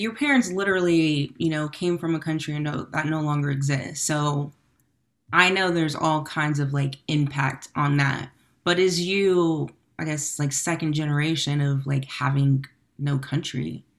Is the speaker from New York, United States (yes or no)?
no; Sacramento, California, United States; So I'm from Sacramento